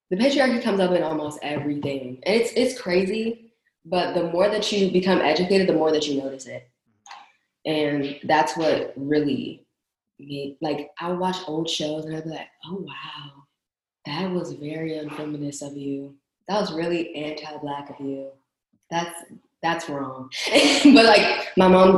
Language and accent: English; Waldorf, Maryland, United States; I'm from Waldorf